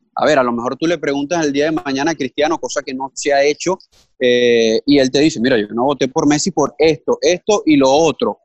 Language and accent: Spanish; Venezuela; vengo de Venezuela